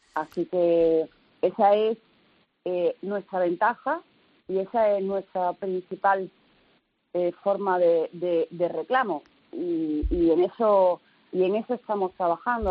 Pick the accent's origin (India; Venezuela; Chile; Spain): Spain; Torremolinos, Andalusia; yo soy de Torremolinos